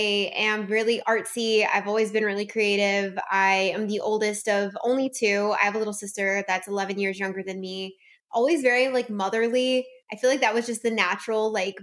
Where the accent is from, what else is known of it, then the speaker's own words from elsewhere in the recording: South Louisiana, United States; I'm from South Louisiana